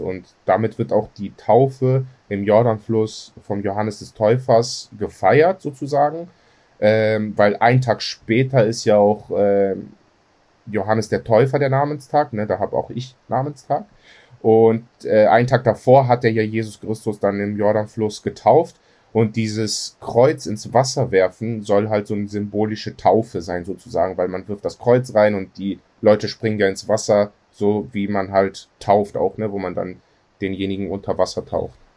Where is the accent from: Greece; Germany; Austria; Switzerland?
Greece; bei uns in Griechenland